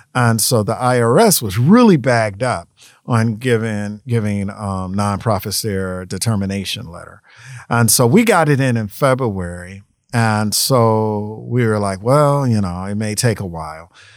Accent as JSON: {"language": "English", "town": "New York City", "region": "New York", "country": "United States", "also_born_or_lived": "Atlanta", "moved": "yes", "lives_now": "Memphis, United States", "said": "I'm from Brooklyn"}